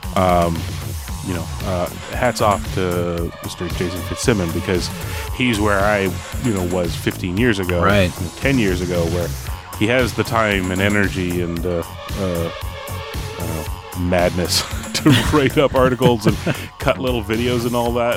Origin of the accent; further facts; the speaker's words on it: Canada; I'm Canadian